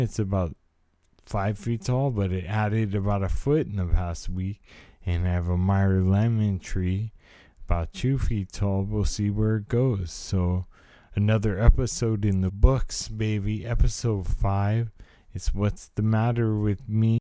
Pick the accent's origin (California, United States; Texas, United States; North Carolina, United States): California, United States; I was a product of the eighties California life. I was born in, I'm a Californian